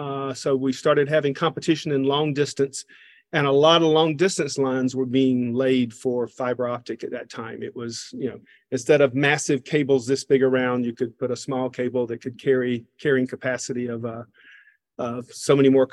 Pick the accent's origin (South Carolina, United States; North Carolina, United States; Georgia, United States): Georgia, United States; Covington; accent: Southern; So I am from Covington, Georgia, a small town in east of Atlanta, Georgia. So this accent is, I have an accent that no one claims at this point.